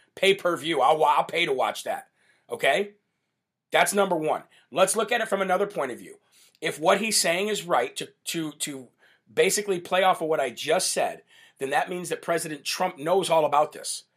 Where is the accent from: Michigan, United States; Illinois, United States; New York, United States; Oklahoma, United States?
Illinois, United States; my home state of Illinois in Chicago.